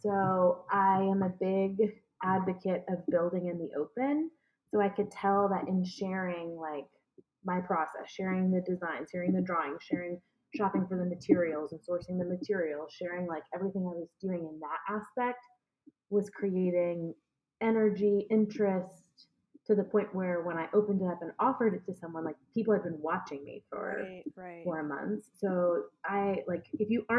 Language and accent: English; Atlanta, Georgia, United States; moved away as an adult; also born or lived in Washington, D.C.; I decided I was going to move back home. I'm from Atlanta, Georgia. I moved back home